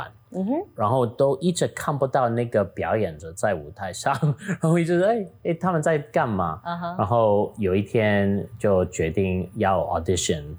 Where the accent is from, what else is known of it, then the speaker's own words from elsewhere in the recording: Taitung County, Taiwan; 因为哦，咱咱是台东人，所以，you know，我爸爸、我阿公阿妈拢伫日本嗯读册